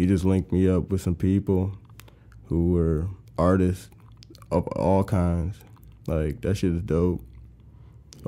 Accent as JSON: {"language": "English", "town": "Bridgeport", "region": "Connecticut", "country": "United States", "moved": "as an adult", "lives_now": "Savannah, United States", "said": "I'm from Bridgeport, Connecticut"}